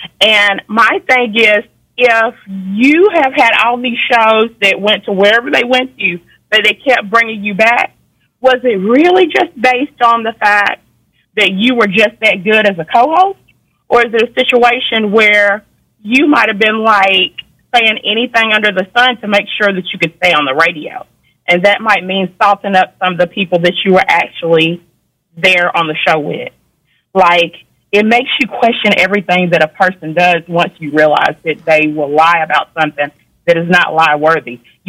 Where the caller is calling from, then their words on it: Georgia, United States; I'm calling from Georgia.